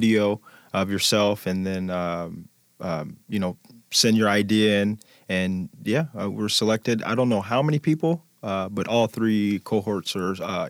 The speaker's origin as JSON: {"language": "English", "region": "Midwest", "country": "United States", "said": "I'm a gritty kid. I've been a gritty kid. I'm from the Midwest. So I always had bigger cousins."}